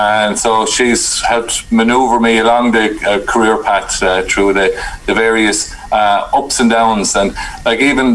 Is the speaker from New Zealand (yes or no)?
no; New Ross, Leinster, Ireland; now in Carlow, Ireland; I was born and reared just outside of New Ross in County Wexford.